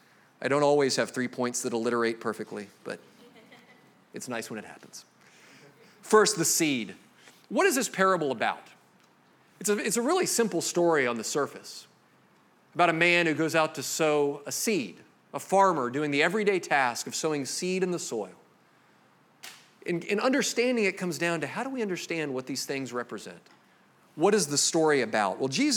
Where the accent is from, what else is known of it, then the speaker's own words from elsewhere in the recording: Jacksonville, Florida, United States; I grew up here in Jacksonville.